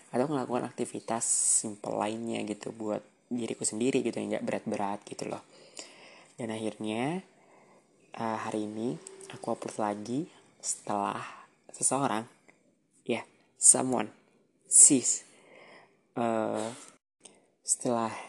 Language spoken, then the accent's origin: Indonesian; Samarinda, East Kalimantan, Indonesia; also born or lived in Jember; waktu itu di Jember dan sekarang aku lagi di Samarinda alias udah balik lagi ke kampung halamanku.